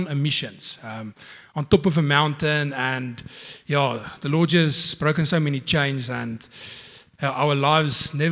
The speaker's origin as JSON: {"language": "English", "town": "Potchefstroom", "region": "North West", "country": "South Africa", "lives_now": "Secunda, South Africa", "said": "Um, I'm from Secunda. Actually, I'm, I'm from Potch. Um, yeah, um, I, I started in Secunda back in 2015."}